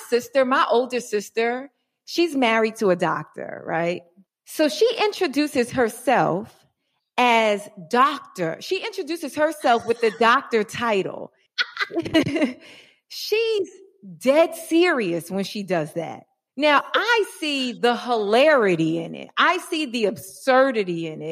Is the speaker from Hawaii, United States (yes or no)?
no; New York City, New York, United States; now in Los Angeles, United States; I'm a New Yorker originally